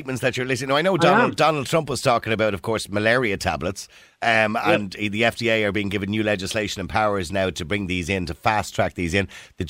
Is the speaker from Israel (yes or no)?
no; Ireland; But we're Irish